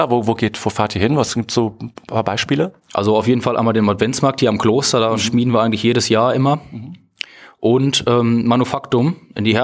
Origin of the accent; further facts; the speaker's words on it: Iserlohn, North Rhine-Westphalia, Germany; Ich komme ursprünglich nicht aus Meschede, mhm. sondern aus Iserlohn.